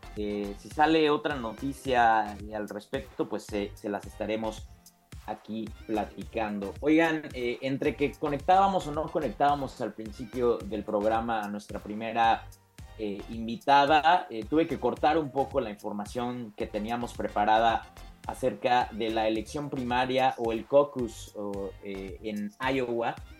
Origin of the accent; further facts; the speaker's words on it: Puebla, Mexico; yo siendo poblano siempre ha sido un botón de orgullo